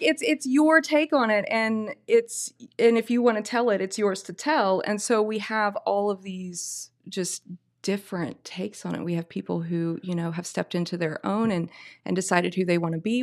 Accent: Oak Hill, Ohio, United States; now in Gallipolis, United States; I come from Oak Hill, but currently I live in Galpolis

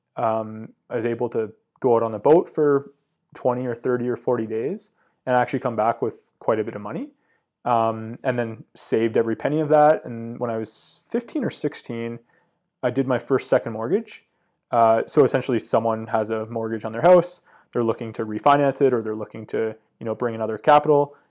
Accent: Comox, British Columbia, Canada; growing up on Vancouver Island, uh, Comox is, like, a really cool town

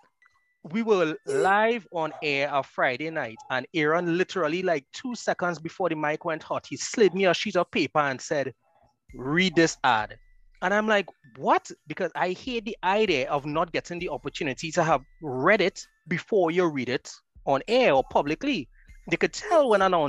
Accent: Marabella, Trinidad & Tobago; born and raised in Marbella

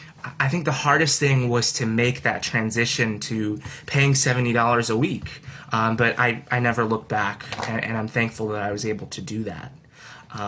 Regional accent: Skokie, Illinois, United States; also born or lived in Urbana-Champaign, Illinois; I'm from Skokie, Illinois

